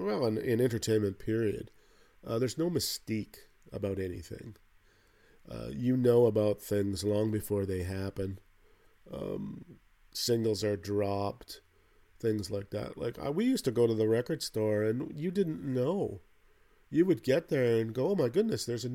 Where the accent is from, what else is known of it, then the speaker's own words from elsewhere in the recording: Canada; where I grew up in Canada here, not in the way far in the north, but pretty far north